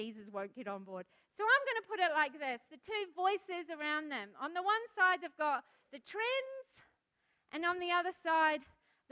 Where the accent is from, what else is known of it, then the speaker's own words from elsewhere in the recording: New Zealand; now in Australia; I'm a foreigner, I'm a Kiwi